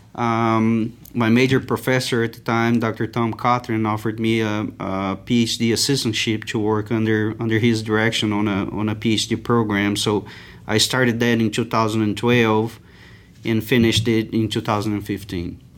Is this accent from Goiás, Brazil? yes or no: yes; Itumbiara, Goiás, Brazil; English is a second language; moved away as an adult; also born or lived in São Paulo / Christchurch, New Zealand / Uberlândia, Minas Gerais / Cuiabá, Mato Grosso; now in Lubbock, United States; I moved, uh, to Itumbiara, uh, in the state of Goiás, which is a fairly a small little town